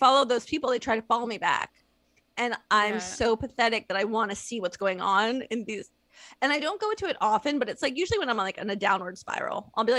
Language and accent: English; United States; now in Turkey; I was born in America. I'm American.